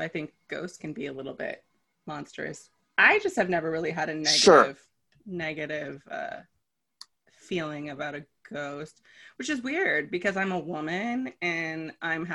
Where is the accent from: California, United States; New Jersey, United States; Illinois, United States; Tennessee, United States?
California, United States; Los Angeles; I live in California. I was born and raised in Los Angeles